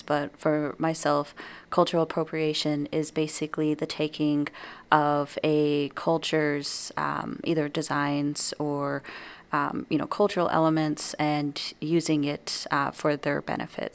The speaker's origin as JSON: {"language": "English", "region": "New Mexico", "country": "United States", "tie": "born or raised there", "moved": "as an adult", "lives_now": "Wisconsin, United States", "said": "leaving my home state of New Mexico. Um, so in New Mexico, I'm surrounded not only by my own culture"}